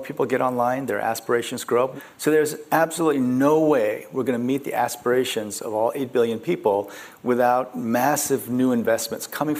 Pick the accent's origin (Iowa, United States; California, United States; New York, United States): Iowa, United States; Muscatine; English is a second language; also born or lived in Dallas, Texas / South Korea; So I grew up in Iowa, and we lived right near the local golf course.